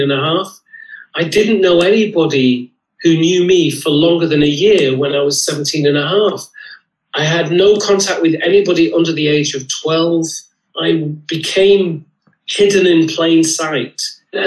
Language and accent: English; Lancashire, North West England, United Kingdom; I had a brilliant childhood. I grew up in Lancashire.